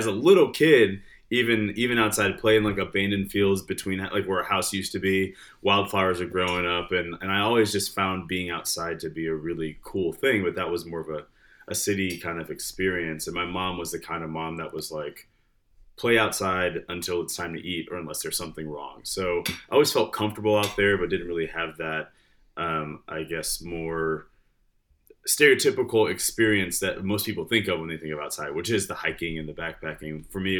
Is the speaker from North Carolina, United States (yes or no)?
no; Detroit, Michigan, United States; So I grew up in Michigan. I was born in Detroit and spent a lot of time there, moved to the suburbs, then moved a lot after that.